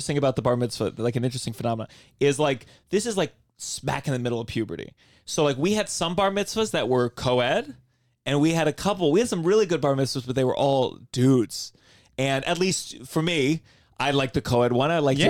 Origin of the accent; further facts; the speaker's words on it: Potomac, Maryland, United States; And I grew up in Maryland, Potomac, Maryland.